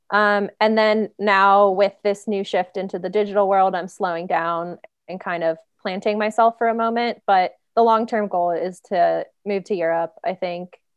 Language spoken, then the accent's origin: English; East Coast, United States; And I'm from the East Coast, so I'm very blunt and like to the point.